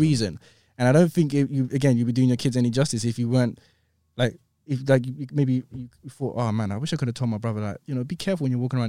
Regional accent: London, United Kingdom; I grew up in Clapham, but I used to hang around sometimes in Brixton

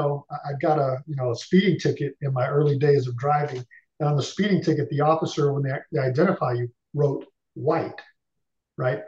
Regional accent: Detroit, Michigan, United States; moved away as an adult; also born or lived in Centennial, Colorado; I was born and raised in Detroit

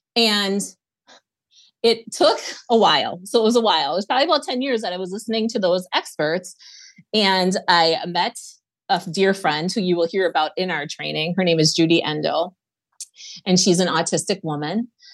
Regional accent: Wisconsin, United States; we're from Wisconsin, Lisa and I are from Wisconsin

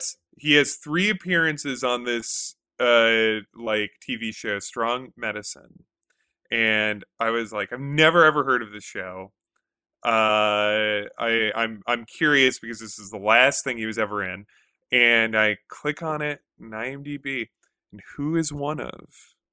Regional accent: Connecticut, United States; I am from Connecticut.

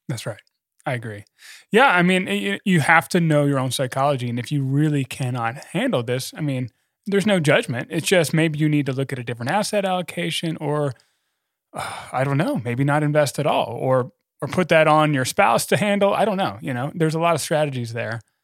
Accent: United States; I'm an American

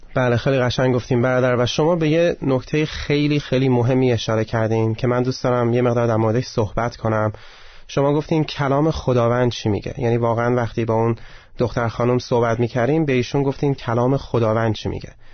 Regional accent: Iran; به من که ایرانیم

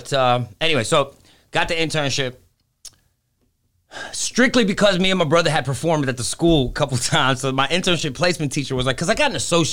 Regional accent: New York City, New York, United States; born there; also born or lived in Greece / Dominican Republic; Okay, because I was born in New York City.

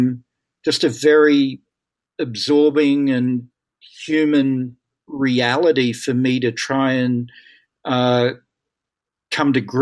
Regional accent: Australia; moved away as an adult; now in United States; I'm Australian, and I came to the United States more than 30 years ago now

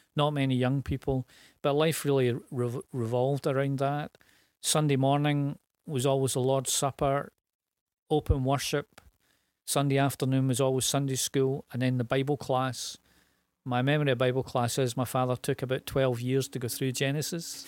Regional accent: Glasgow, Scotland, United Kingdom; East End of Glasgow. Grew up in a tenement.

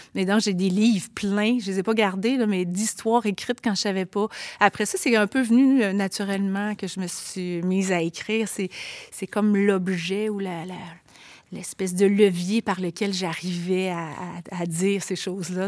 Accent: Quebec City, Quebec, Canada; accent: Limoilou diphthongs; je viens quand même d'un milieu qui n'était pas gentrifié à l'époque, le Limoilou, de il y a 40 ans

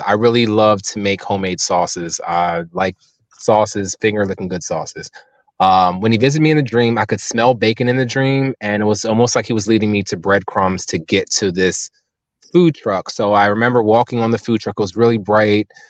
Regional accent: Cape May, New Jersey, United States; moved away; I'm from Cape May, born and raised

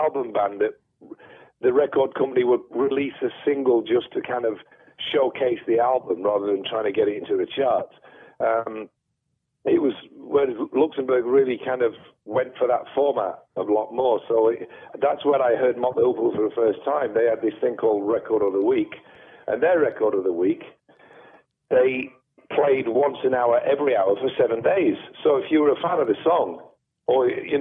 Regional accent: Sheffield, Yorkshire and the Humber, United Kingdom; growing up in Sheffield in the 70s, we had the BBC

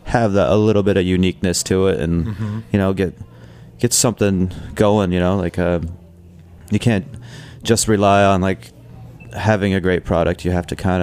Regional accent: Colorado, United States; now in New York, United States; I grew up in Colorado, and I grew up around these farming communities

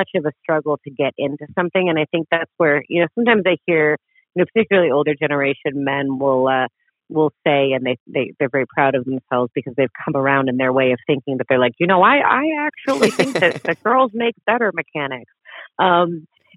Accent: New York, United States; I grew up just outside of New York City

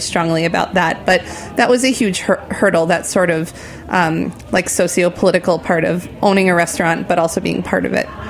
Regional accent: New Jersey, United States; moved away as an adult; now in New York, United States; I'm a tri state area person, so I grew up in New Jersey

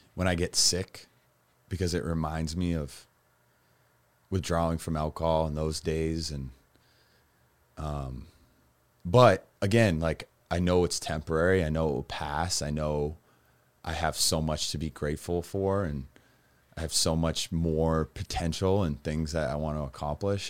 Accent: Massachusetts, United States; Growing up in Massachusetts

